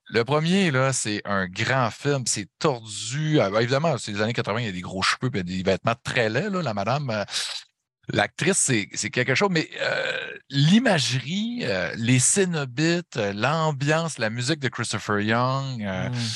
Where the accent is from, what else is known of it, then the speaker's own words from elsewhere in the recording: Saguenay, Quebec, Canada; accent: Saguenay; chum à moi, Yannick, on vient les deux euh, du Saguenay de Chicoutimi